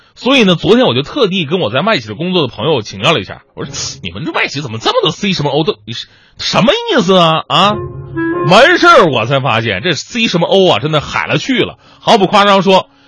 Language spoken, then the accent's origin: Chinese; China; 咱们是中国人